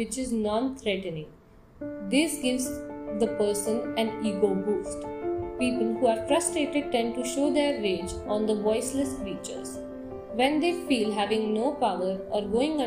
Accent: India; As an Indian, I always felt

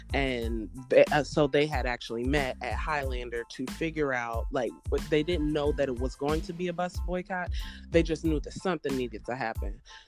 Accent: Cincinnati, Ohio, United States; moved away as an adult; now in Knoxville, United States; I'm 33. I reside in Knoxville, Tennessee. I've been there for about 8 years. I was raised in Cincinnati, Ohio, though.

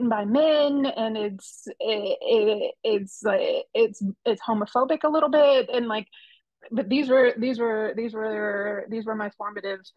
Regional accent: the South, United States; I grew up in the South, not really a small town

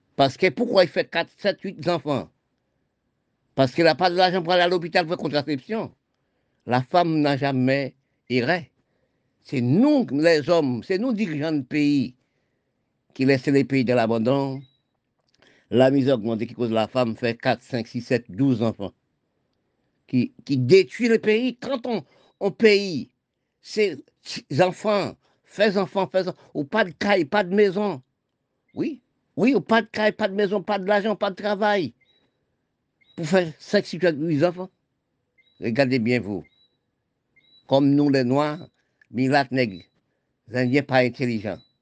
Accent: Haiti; mon pays d'Haïti

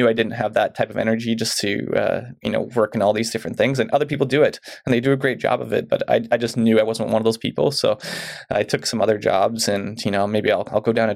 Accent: Mission, British Columbia, Canada; now in Chilliwack, Canada; I grew up in Mission

